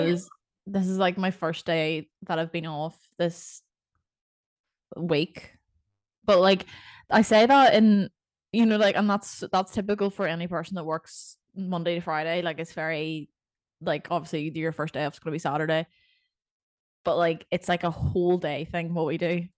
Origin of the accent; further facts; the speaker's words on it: Northern Ireland, United Kingdom; accent: Northern Irish; Northern Irish people can't make anything sound exciting that's how I see my accent